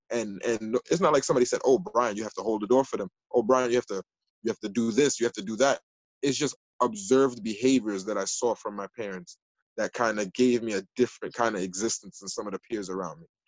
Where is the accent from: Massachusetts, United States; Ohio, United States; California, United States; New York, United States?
New York, United States; New York City; also born or lived in Jamaica (parents' origin); the Northeast Bronx, where I live now in the 12th district